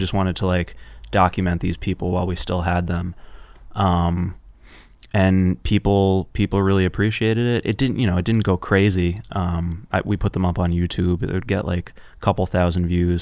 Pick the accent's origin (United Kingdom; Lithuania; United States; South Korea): United States; New York City, New York; also born or lived in Los Angeles; I was born and raised in Union Square